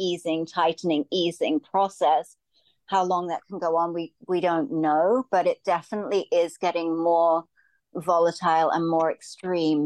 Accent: Australia; moved away as an adult; We're both from Australia.

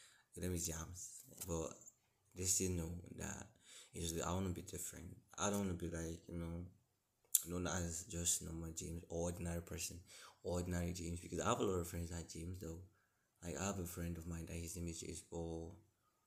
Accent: Imo, Nigeria; also born or lived in Lagos; I'm from a state in Nigeria called Imo State

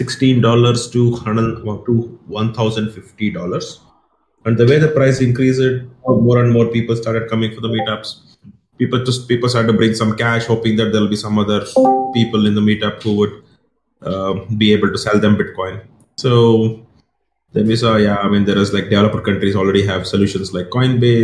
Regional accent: Tumkur, Karnataka, India; I did my engineering from Sri Lanka Institute of Technology in Tumkur, so that's my hometown

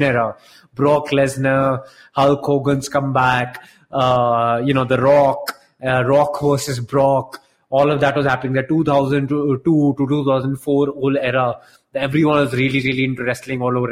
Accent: Delhi, India; growing up in Delhi as a kid

